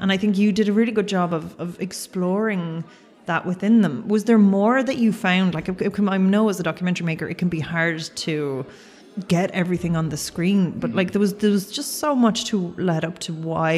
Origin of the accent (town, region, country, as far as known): Ireland